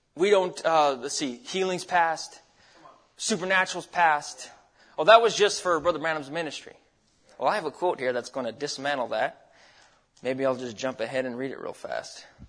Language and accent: English; Alaska, United States; moved away as an adult; also born or lived in Arizona; now in Idaho, United States; I grew up in Alaska.